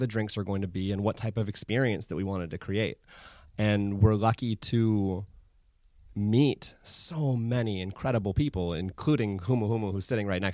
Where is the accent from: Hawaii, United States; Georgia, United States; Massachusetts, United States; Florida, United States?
Hawaii, United States; moved away; I grew up in Hawaii